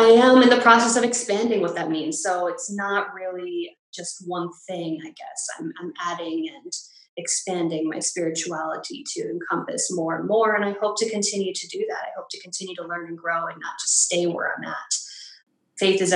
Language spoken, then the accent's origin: English; Massachusetts, United States; also born or lived in New York; I am originally from Massachusetts, just moved back home